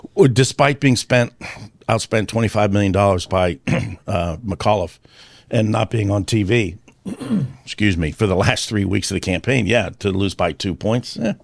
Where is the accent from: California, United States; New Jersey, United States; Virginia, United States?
Virginia, United States; I grew up with that in Virginia